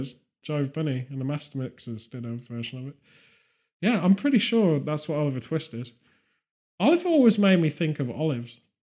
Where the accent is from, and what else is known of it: United Kingdom